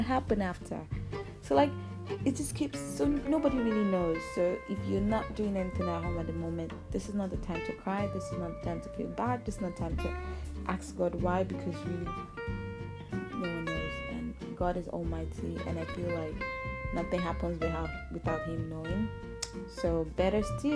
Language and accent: English; Nigeria; I'm based in Nigeria. I'm a Nigerian.